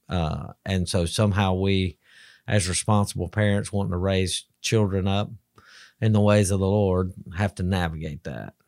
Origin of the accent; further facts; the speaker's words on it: Alabama, United States; I'm from Alabama